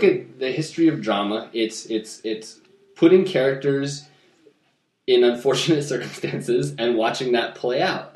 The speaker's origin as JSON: {"language": "English", "region": "Midwest", "country": "United States", "tie": "born or raised there", "said": "I was born in the Midwest"}